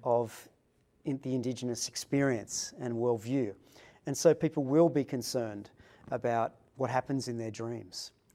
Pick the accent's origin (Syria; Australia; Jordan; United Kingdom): Australia; Sydney, New South Wales; I was born in Sydney